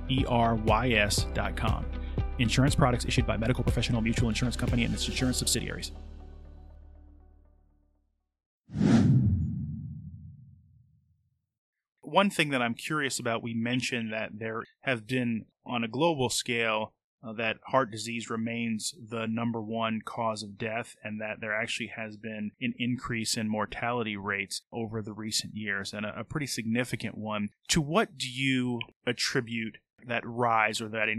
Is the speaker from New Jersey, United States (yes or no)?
yes; New Jersey, United States; moved away; also born or lived in Northeast Philadelphia; a native of New Jersey myself